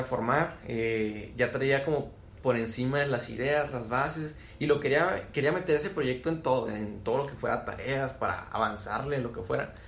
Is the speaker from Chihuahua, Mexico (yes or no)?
yes; Chihuahua, Mexico; soy aquí originario de Chihuahua